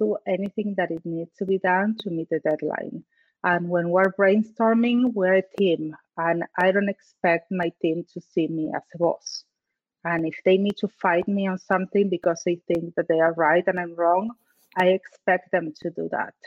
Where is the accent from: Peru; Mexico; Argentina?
Argentina; English is a second language; moved away as an adult; I'm from Argentina.